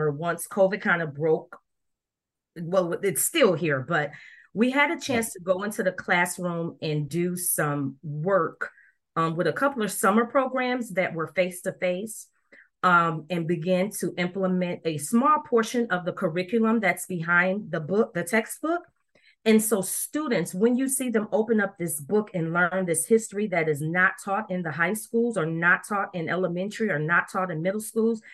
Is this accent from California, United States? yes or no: no; Rochester, New York, United States; now in Dallas, United States; I'm currently living in Dallas, Texas, but I was born in Rochester, New York